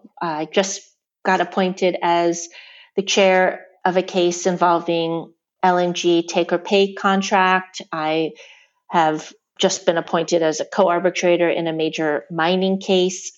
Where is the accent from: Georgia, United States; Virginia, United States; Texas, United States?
Virginia, United States; Richmond; I grew up in Richmond, Virginia, and returned to Richmond after law school